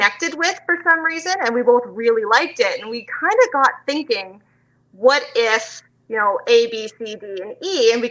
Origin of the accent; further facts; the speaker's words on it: Canada; also born or lived in London, Ontario; I'm from Canada.